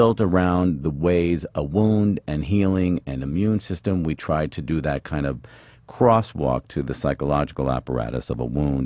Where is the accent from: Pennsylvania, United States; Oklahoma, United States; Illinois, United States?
Pennsylvania, United States; Philadelphia; I'm from Philly